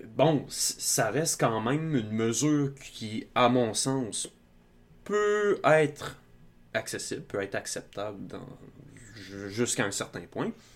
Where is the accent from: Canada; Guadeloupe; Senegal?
Canada; Outaouais, Quebec; je viens de l'Outaouais